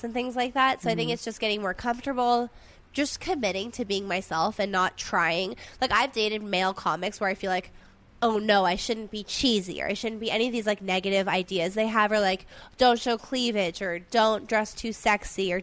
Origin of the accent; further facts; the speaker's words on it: San Gabriel Valley, California, United States; I grew up in San Gabriel Valley